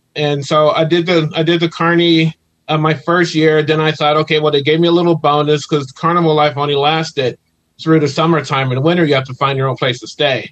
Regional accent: Ohio, United States; moved away as an adult; now in California, United States; originally I'm from Ohio

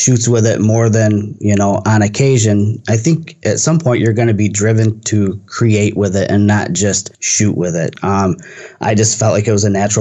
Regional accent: Michigan, United States; I'm from Michigan and from a region that's really manufacturing heavy

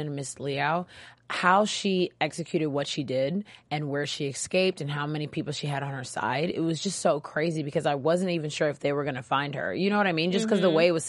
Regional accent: Nigeria; I'm Nigerian

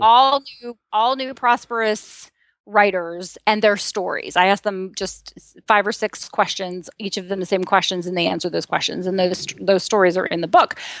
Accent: Ohio, United States; a farm girl from Ohio

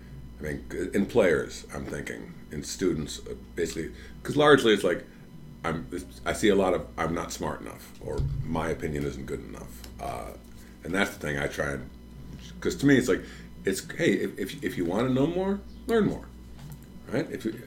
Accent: Oak Park, Illinois, United States; I went to Oak Park River Forest High School in Oak Park.

